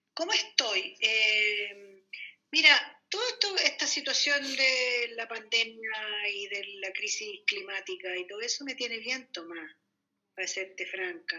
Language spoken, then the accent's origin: Spanish; Santiago, Santiago Metropolitan Region, Chile; Yo nací en la Quinta Normal